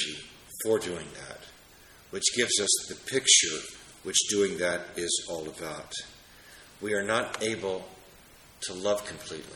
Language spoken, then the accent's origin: English; Washington, District of Columbia, United States; my hometown of Washington, D.C.